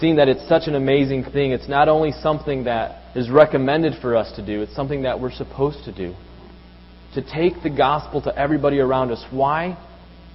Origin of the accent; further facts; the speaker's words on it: Mexico City, Mexico; moved away; Growing up in Mexico City, we'd often take public transportation.